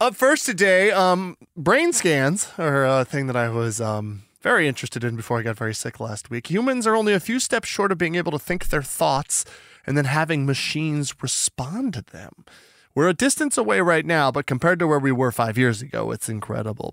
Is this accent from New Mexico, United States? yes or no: yes; Albuquerque, New Mexico, United States; now in Oregon, United States; I'm from Albuquerque, and so it's like I'm from the desert Southwest